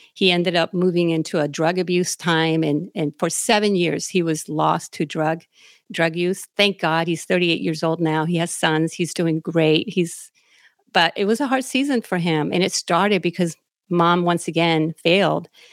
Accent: Naranjito, Puerto Rico; now in United States; I was born and raised in Naranjito, Puerto Rico, which is out in the middle of the mountains in Puerto Rico

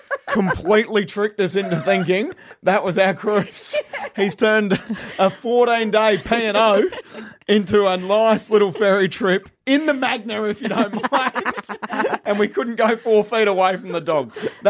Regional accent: Adelaide Hills, South Australia, Australia; me and you, we grew up in the Adelaide Hills, and we certainly didn't have a whole heap of money to rub together.

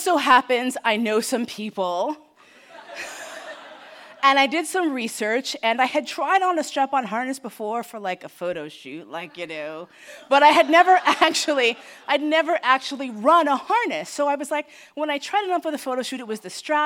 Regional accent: United States; I, as an American

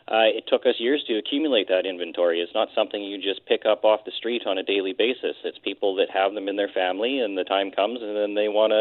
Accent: Nanaimo, British Columbia, Canada; also born or lived in Port Hardy, Canada; I've lived in Nanaimo pretty much my entire life. I was born in Port Hardy, but my family moved here when I was about 5 years old

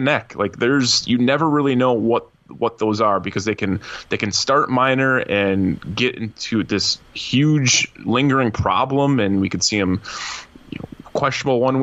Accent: Stevens Point, Wisconsin, United States; Stevens Point, my hometown

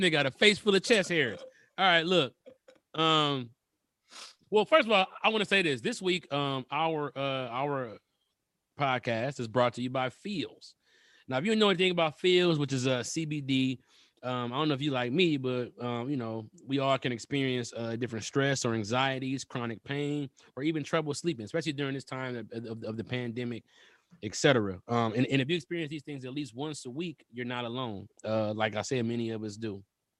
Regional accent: Michigan, United States; Now I'm from Michigan.

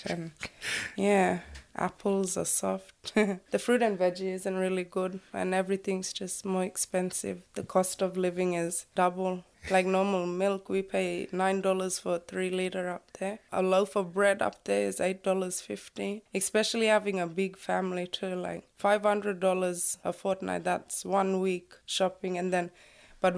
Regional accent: Thursday Island, Queensland, Australia; I'm from Thursday Island

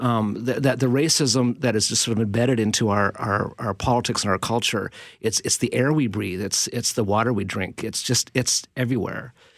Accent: Canada; I'm a Canadian. I'm a voting Canadian.

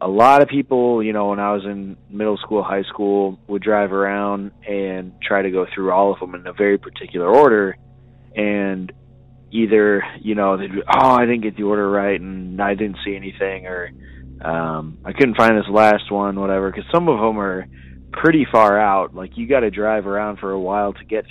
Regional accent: Collinsville, Illinois, United States; I am from Collinsville, Illinois

